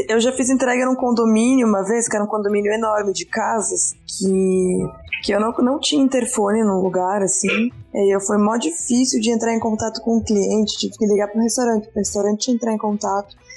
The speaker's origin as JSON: {"language": "Portuguese", "region": "Rio Grande do Sul", "country": "Brazil", "also_born_or_lived": "Florianópolis", "moved": "as an adult", "lives_now": "São Paulo, Brazil", "said": "Na verdade, eu sou gaúcha também"}